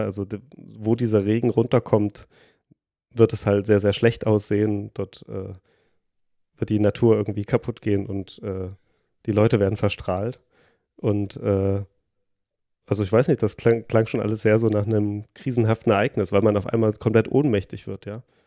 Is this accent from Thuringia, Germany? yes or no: yes; Thuringia, Germany; moved away; ich komme ja aus Thüringen